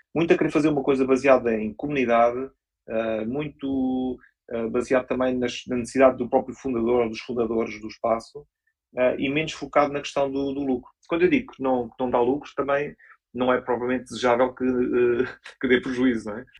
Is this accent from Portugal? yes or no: yes; Portugal; somos portugueses